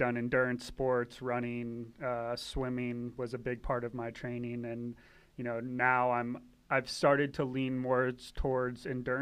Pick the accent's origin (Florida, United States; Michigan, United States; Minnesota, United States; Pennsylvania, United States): Florida, United States; Tampa; moved away as an adult; also born or lived in Pensacola, Florida / West Palm Beach, Florida / Miami, Florida / Satellite Beach, Florida; now in Virginia Beach, United States; Originally from Tampa, Florida. I grew up all around Florida